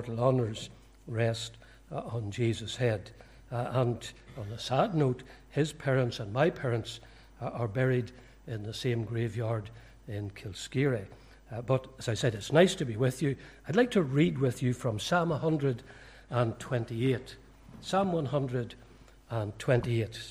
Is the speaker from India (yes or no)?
no; County Fermanagh, Northern Ireland, United Kingdom; also born or lived in Portadown / County Tyrone / London; I was born in Portadown, but I am a Fermanagh man. We moved to Fermanagh when I was about four. I grew up in Fermanagh.